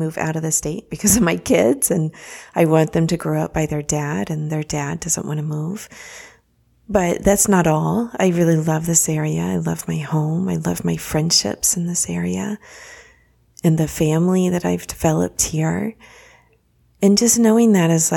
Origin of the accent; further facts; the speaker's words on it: Dallas, Texas, United States; moved away as an adult; also born or lived in Austin, Texas; now in Florida, United States; I grew up in the Dallas area and then went to school in Austin at the University of Texas at Austin